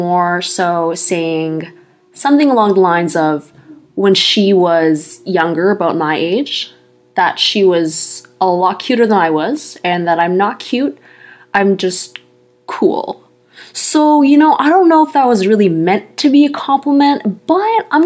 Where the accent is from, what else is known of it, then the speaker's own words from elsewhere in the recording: Canada; I'm Canadian